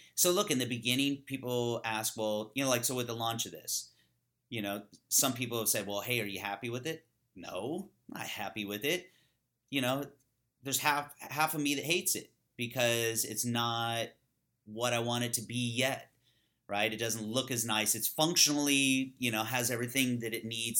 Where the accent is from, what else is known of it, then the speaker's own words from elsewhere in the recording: California, United States; I grew up in California with a bunch of kinda hippies